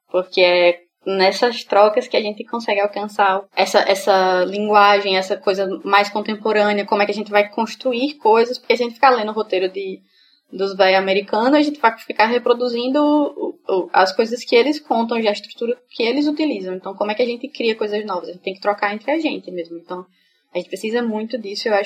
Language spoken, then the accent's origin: Portuguese; Feira Nova, Sergipe, Brazil; eu sou do interior, sou da cidade do interior daqui de Sergipe, que é Feira Nova. E eu tava indo pra Feira Nova